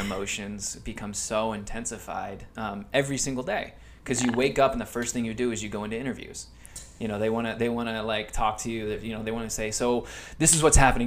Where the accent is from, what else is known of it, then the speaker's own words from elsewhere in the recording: Phoenix, Arizona, United States; moved away as an adult; now in Los Angeles, United States; I grew up in Phoenix